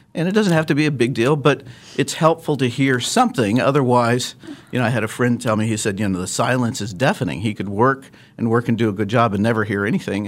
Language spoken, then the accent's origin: English; Lawrence, Kansas, United States; moved away as an adult; also born or lived in Chicago / Phoenix / Atlanta; now in Wichita, United States; I grew up in Lawrence, uh, and, uh, am a Jayhawk fan